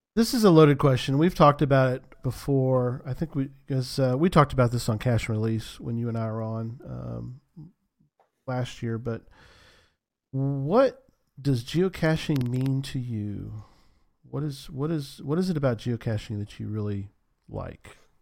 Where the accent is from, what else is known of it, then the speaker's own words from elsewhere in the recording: San Antonio, Texas, United States; moved away; where I grew up was in San Antonio.